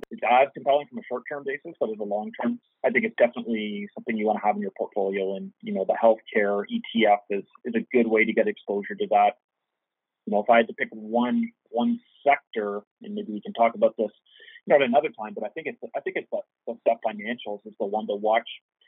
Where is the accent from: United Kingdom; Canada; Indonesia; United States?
Canada; I think as a Canadian investor, you certainly want exposure to the sector.